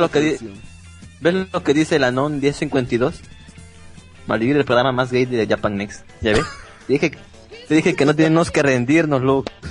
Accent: Peru; Somos peruanos

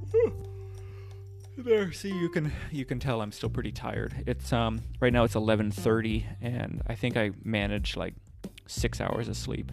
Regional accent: United States; my bad Spanish and my bad accent because I'm, I'm I'm a gringo

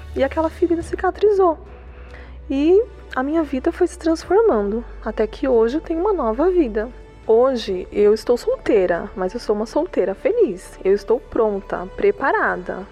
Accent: Mauá, São Paulo, Brazil; eu sou de Mauá

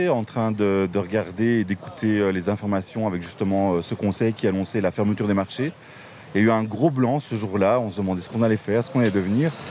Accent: Florennes, Wallonia, Belgium; Je viens de Florus.

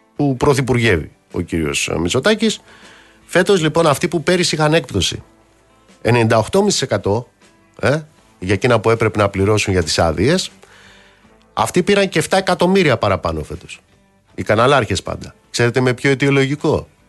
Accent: Greece

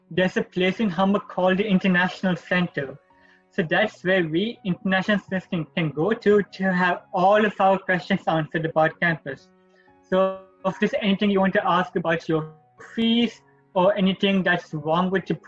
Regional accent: Sri Lanka; moved away as an adult; now in Toronto, Canada; I'm from... international. I came from Sri Lanka.

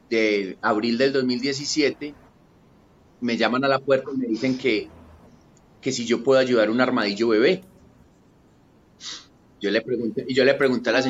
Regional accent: Paisa, Antioquia, Colombia; Mi alimentación fue basada en frijoles como buen paisa, arroz, arepa y aguacate.

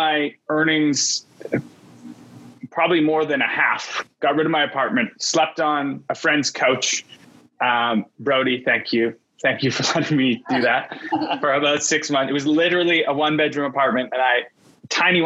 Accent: Vancouver, British Columbia, Canada; tech was booming in Vancouver, where I'm from. I'm Canadian.

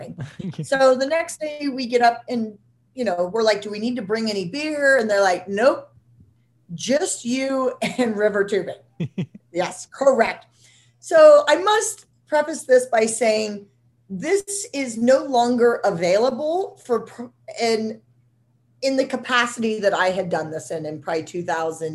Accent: Nebraska, United States; I'm from Nebraska

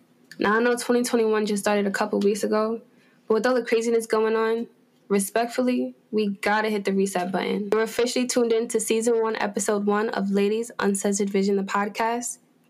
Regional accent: New York City, New York, United States; I was born and raised in Spanish Harlem.

